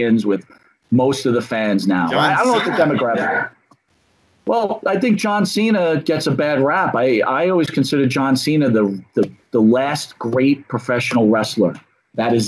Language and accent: English; Northeast, United States; I grew up in the Northeast